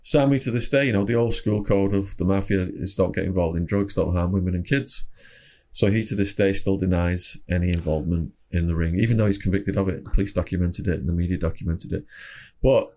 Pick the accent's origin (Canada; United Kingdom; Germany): United Kingdom; Widnes, North West England; moved away; also born or lived in Phoenix, Arizona; I was from Widnes, Cheshire originally. Ended up moving to Phoenix, Arizona for like 16, 17 years.